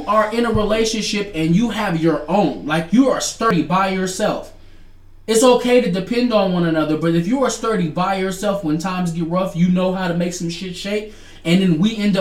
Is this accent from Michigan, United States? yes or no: yes; Detroit, Michigan, United States; I'm from the north side. Nigga, I'm from Detroit, Michigan